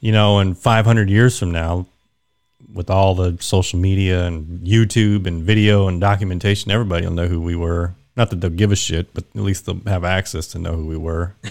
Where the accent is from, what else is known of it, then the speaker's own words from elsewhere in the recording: Wichita, Kansas, United States; moved away as an adult; born and raised in Kansas, so I, I lived there for twenty years and then joined the Air Force